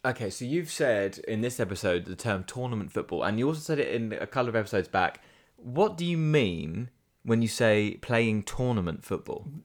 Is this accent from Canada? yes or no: no; England, United Kingdom; I use we in the, in the English way, I am English